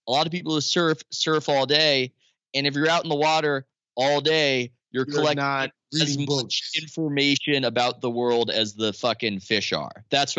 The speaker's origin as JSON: {"language": "English", "town": "San Diego", "region": "California", "country": "United States", "tie": "born or raised there", "said": "growing up in San Diego"}